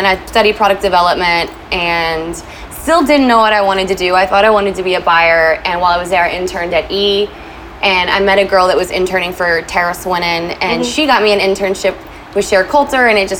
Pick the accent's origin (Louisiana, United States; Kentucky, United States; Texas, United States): Kentucky, United States; moved away as an adult; now in Los Angeles, United States; So I'm actually from Kentucky